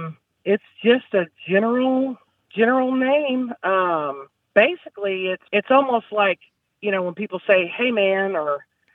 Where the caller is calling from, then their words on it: Evansville, Indiana, United States; I'm calling from Southern Indiana in Evansville.